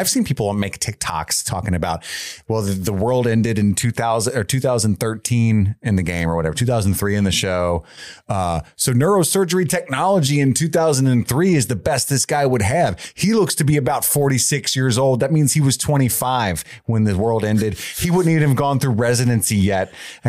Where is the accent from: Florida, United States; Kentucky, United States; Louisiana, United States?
Kentucky, United States; Union; Side note, I grew up in Union, Kentucky